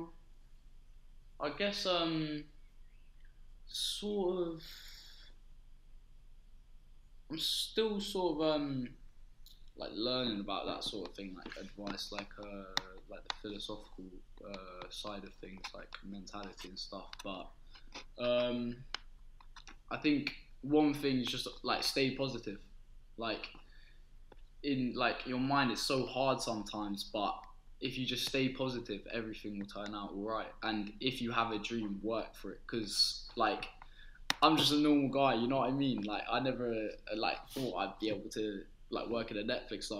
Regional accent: London, United Kingdom; I was born in Holman Hospital, sort of that Hackney area, so got to think Hackney

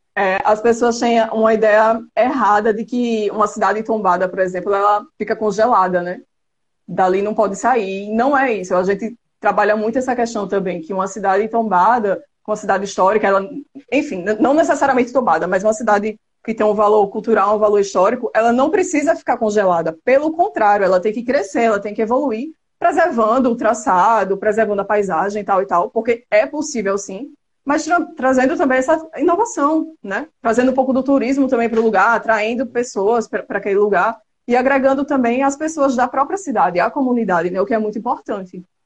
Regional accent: Penedo, Alagoas, Brazil; also born or lived in Maceió; Eu nasci em Maceió, mas morei em Penedo até os meus 14 anos de idade, então fui criada numa cidade histórica

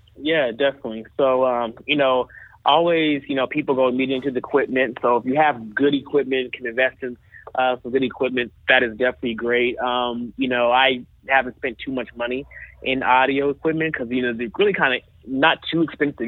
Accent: Dallas, Texas, United States; I'm from Dallas

